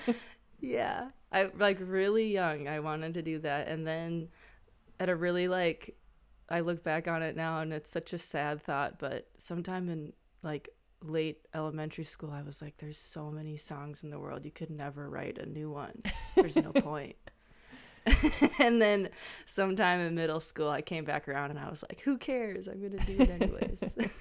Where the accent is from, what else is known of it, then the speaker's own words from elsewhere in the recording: Midwest, upper Mississippi River Valley, Minnesota, United States; I'm a Midwesterner and um, feel very loyal to the landscape of the upper Mississippi River Valley and have lived around this landscape my whole life